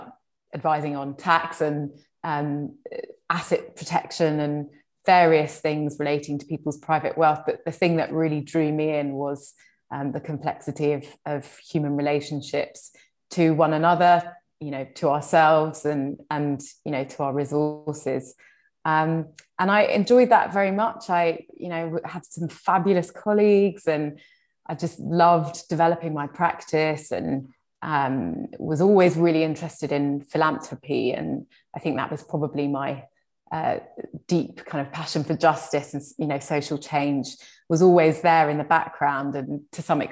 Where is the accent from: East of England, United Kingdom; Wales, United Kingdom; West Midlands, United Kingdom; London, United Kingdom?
London, United Kingdom; also born or lived in Hammersmith; I was born here along with my three siblings. And I grew up in a really lovely working class community in Shepherd's Bush.